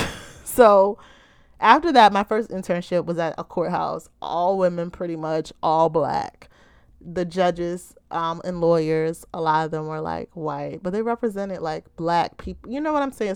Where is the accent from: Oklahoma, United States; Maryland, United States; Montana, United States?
Maryland, United States; Baltimore